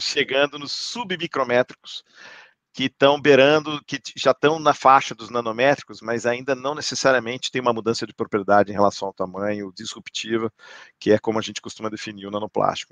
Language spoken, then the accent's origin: Portuguese; Campinas, São Paulo, Brazil; also born or lived in United States; now in Sorocaba, Brazil; primeira escola da minha memória é o Rio Branco, em Campinas